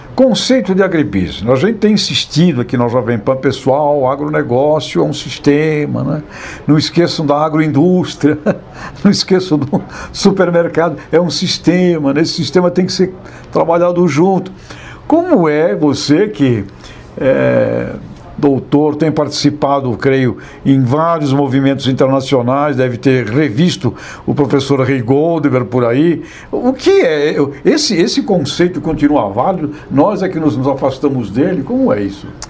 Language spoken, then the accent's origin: Portuguese; Asturias, Spain; moved away; Lá na minha região da Espanha, Astúrias, cultura da maçã, cultura da cidra